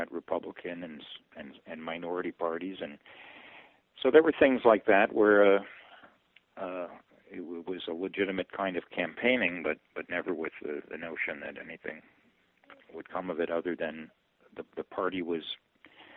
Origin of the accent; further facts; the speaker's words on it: Milwaukee, Wisconsin, United States; moved away as an adult; also born or lived in Princeton, Wisconsin; now in Massachusetts, United States; growing up in Milwaukee